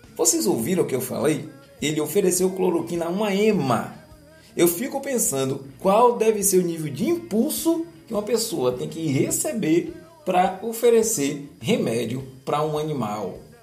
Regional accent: Brazil; sou brasileiro

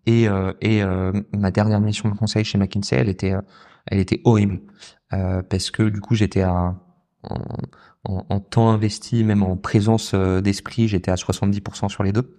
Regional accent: southern France, France; moved away; j'ai grandi dans le sud de la France

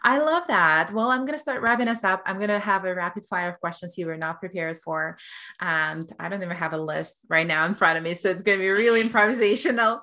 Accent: Belarus; moved away; I come from Russian culture, from Belarusian culture

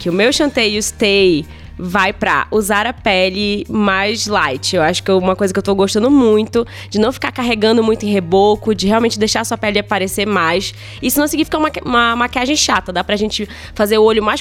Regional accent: Pará, Brazil; Eu vim lá do Pará, tô dois anos morando

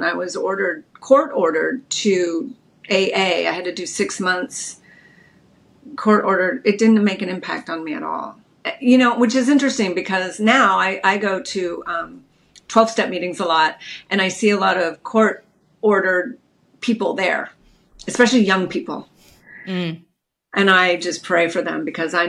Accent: Redondo Beach, California, United States; I grew up in Redondo Beach, California, just a little beach girl.

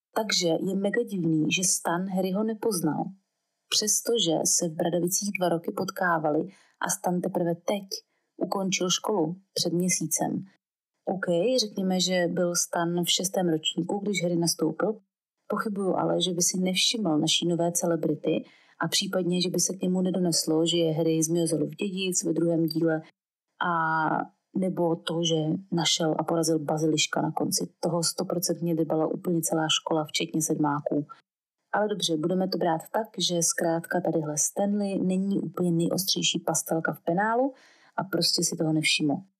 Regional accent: Brno, South Moravian Region, Czechia; jakožto rodilá Brňačka, s osmi generací Brňáků

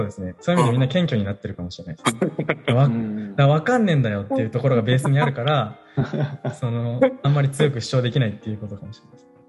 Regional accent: Kanagawa, Japan; moved away as an adult; now in Hoboken, United States; 僕神奈川出身ですけど結構あの盆地のあの田舎の方で

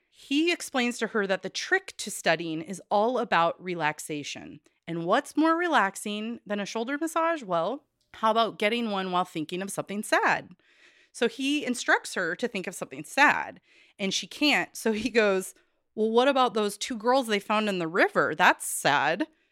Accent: Corvallis, Oregon, United States; I come back around to Corvallis all the time, my hometown.

